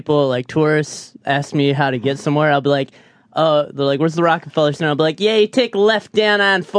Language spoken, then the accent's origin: English; Saint Paul, Minnesota, United States; moved away; I'm from Minneapolis.